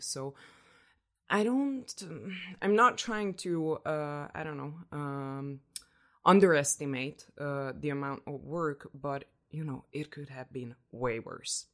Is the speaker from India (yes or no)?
no; Budapest, Hungary; moved away as an adult; now in Oslo, Norway; I am from Hungary, Budapest, Hungary